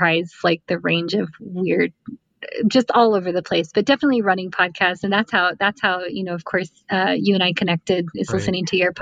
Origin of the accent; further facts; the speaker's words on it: South Texas, United States; us kids growing up in South Texas